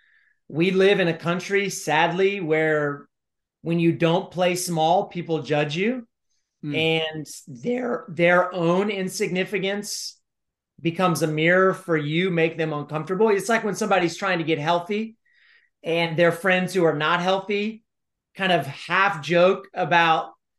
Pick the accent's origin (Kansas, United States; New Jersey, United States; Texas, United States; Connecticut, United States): Texas, United States; College Station; I ran for mayor of College Station, my hometown.